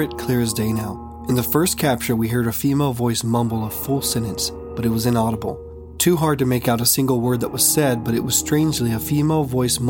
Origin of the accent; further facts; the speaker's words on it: Pawnee, Texas, United States; moved away; my hometown, Pawnee, Texas